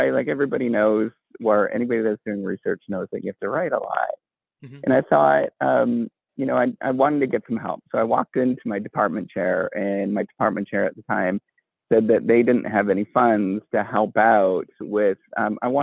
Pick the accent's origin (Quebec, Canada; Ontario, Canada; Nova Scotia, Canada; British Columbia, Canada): Ontario, Canada; Northern; first language English; I grew up in Northern Ontario in a little tiny town